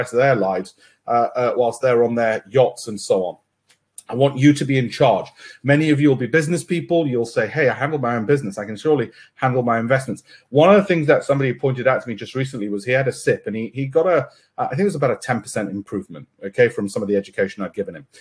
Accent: Leeds, Yorkshire and the Humber, United Kingdom; from my hometown, my birthplace of Leeds

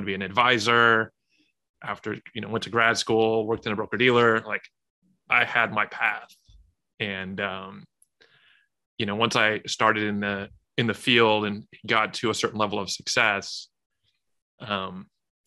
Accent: Southern California, United States; grew up in Southern California

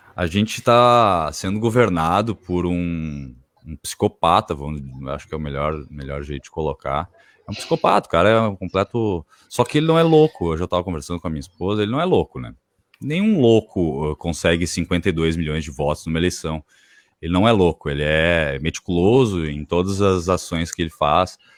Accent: Brazil; porque eu moro aqui, eu sou brasileiro

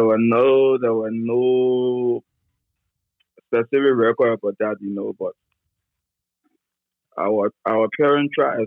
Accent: Grand Bassa County, Liberia; moved away as an adult; also born or lived in Ivory Coast / Kosovo; I was born in Liberia

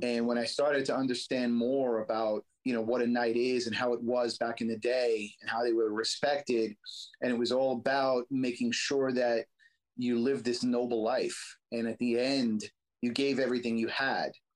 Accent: New York City, New York, United States; I grew up in Brooklyn in the streets and, you know, had a tough life

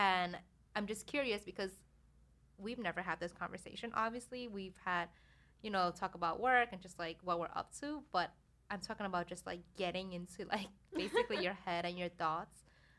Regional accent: New York, United States; at least for me being a New Yorker, I can't be here like the whole year and not mm-hmm. not leave the city, you know.

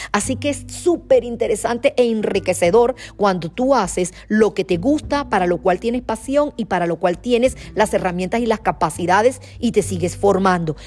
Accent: Venezuela; como venezolana

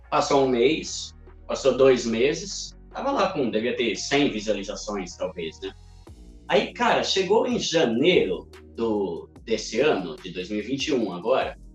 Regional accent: São Paulo, Brazil; E galera, eu sou paulista, né? Sou de São Paulo, tenho 36 anos.

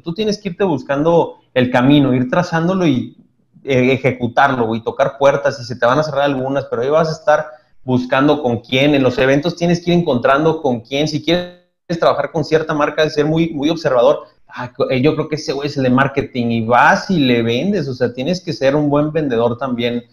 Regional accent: Toluca, State of Mexico, Mexico; moved away as an adult; now in Monterrey, Mexico; soy de Toluca, güey. Yo llegué acá hace 12 años, güey, ya 12 años. Ya soy adoptado, güey, acá en Monterrey

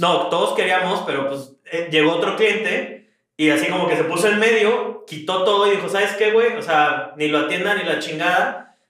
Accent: Mexico; moved away; pues mexicano

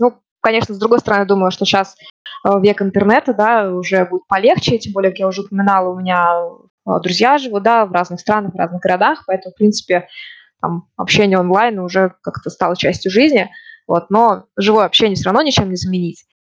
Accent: Ufa, Bashkortostan, Russia; moved away as an adult; also born or lived in Moscow, Russia; now in Norway; я родом из Уфы

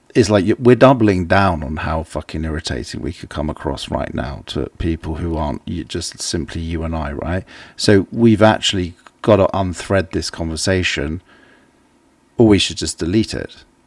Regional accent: England, United Kingdom; an English person

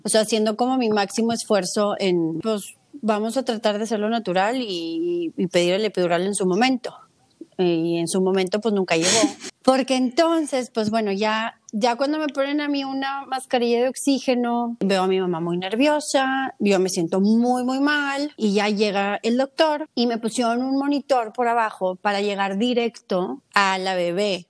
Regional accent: Mexico; soy mexicana

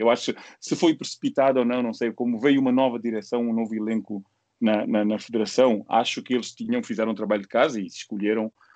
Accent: Angola; nós como angolanos

